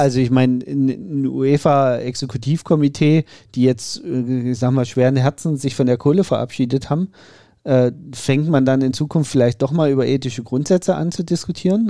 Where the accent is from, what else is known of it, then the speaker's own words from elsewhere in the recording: Saxony, Germany; es ist mein Heimatbundesland